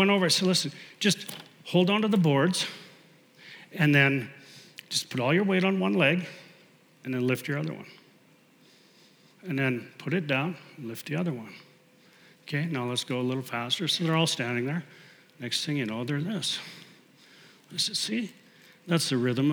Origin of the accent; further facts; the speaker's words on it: Canada; as a Canadian, I played a lot of hockey